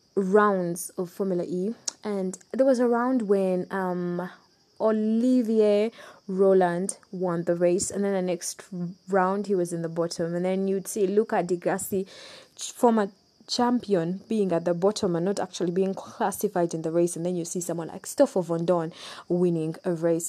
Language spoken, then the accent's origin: English; Uganda; I'm from Uganda